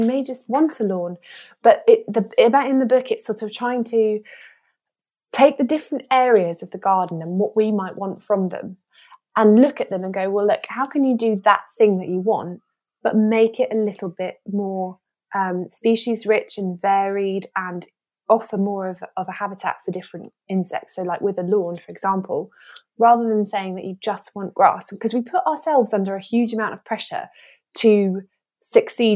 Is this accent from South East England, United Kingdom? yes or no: yes; Kent coast, South East England, United Kingdom; moved away; also born or lived in Devon; I grew up on the Kent coast